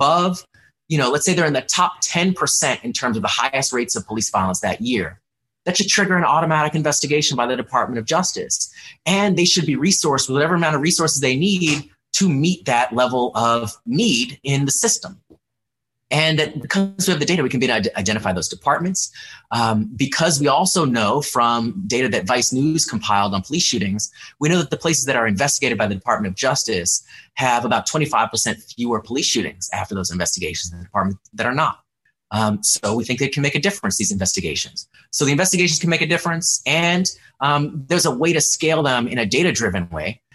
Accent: Orlando, Florida, United States; my hometown in Orlando.

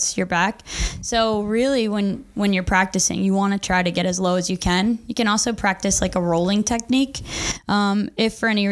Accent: Maryland, United States; moved away; I'm from Maryland

